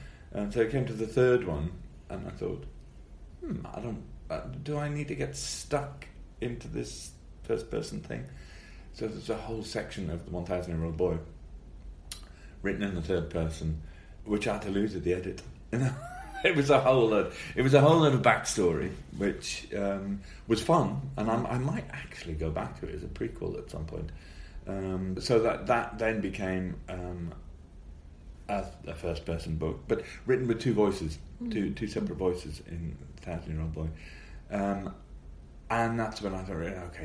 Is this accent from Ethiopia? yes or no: no; Newcastle upon Tyne, North East England, United Kingdom; accent: Geordie; moved away; my Geordie accent comes back much more when I can up there